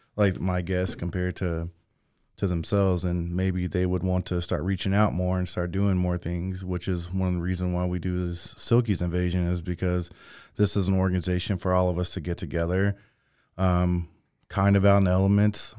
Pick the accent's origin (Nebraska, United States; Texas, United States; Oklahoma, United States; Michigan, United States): Texas, United States; Mexia; I come from Mejia